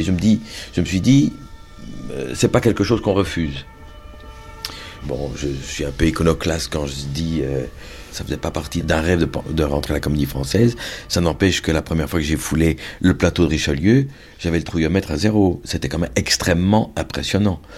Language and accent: French; Brussels, Brussels-Capital Region, Belgium; moved away; comme je suis bruxellois